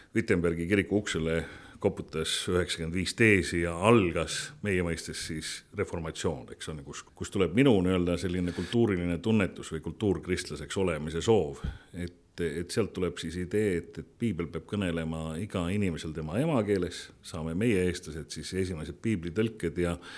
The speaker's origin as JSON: {"language": "Estonian", "country": "Estonia", "said": "ma olen, ma olen eestlane, ma olen, ma olen selle rahvuse esindaja"}